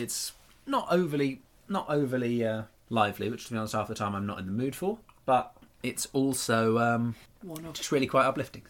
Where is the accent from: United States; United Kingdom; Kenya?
United Kingdom; Bradford, Yorkshire and the Humber; Yeah, it does sound a bit like your neck of the woods. I'm from Bradford.